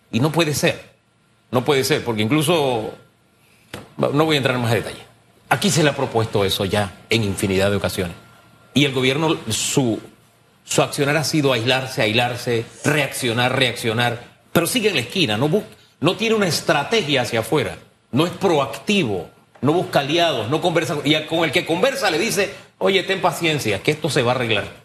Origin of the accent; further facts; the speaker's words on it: Panama; Somos panameños y tenemos que entendernos.